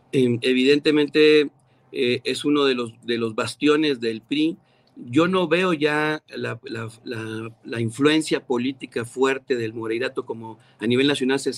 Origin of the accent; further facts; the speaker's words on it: Mexico City, Mexico; now in Ciudad Acuña, Mexico; yo nací en la Ciudad de México